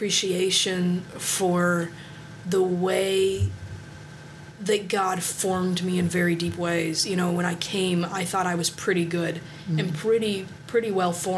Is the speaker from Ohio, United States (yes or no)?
yes; Cincinnati, Ohio, United States; moved away as an adult; now in Springfield, United States; I'm from Cincinnati, Ohio